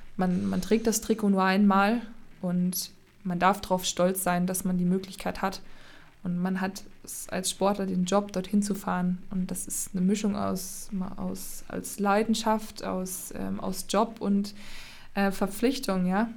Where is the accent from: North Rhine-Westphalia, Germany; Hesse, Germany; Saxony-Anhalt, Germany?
Saxony-Anhalt, Germany; Magdeburg; now in Erfurt, Germany; komme aus Erfurt, gebürtig aber Magdeburg